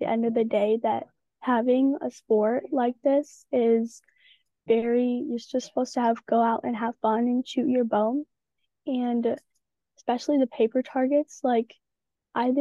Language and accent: English; Michigan, United States; I'm from Michigan